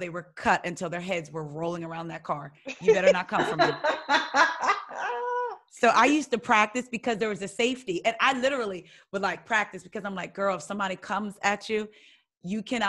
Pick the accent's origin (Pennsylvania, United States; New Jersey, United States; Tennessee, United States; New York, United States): New Jersey, United States; my profile said I was from Jersey